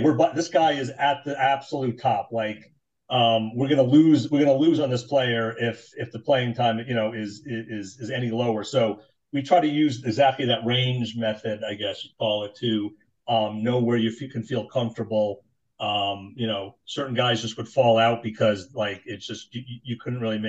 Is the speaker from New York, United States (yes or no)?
no; New Jersey, United States; growing up in Jersey, we would go to Marlboro Pizza